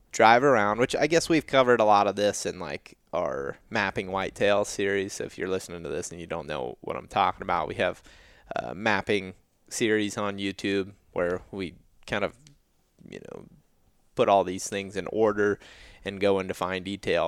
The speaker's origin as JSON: {"language": "English", "region": "Western Ohio", "country": "United States", "tie": "born or raised there", "said": "I grew up in Western Ohio"}